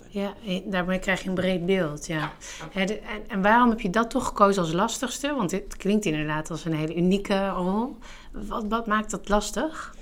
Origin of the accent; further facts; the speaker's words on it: Netherlands; wij als Nederlanders